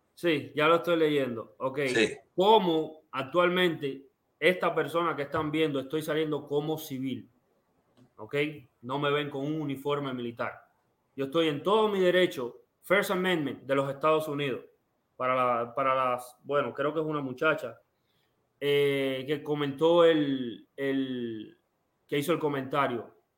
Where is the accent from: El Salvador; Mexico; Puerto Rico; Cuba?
Cuba; now in United States; yo quiero volver a Cuba porque yo nací en Cuba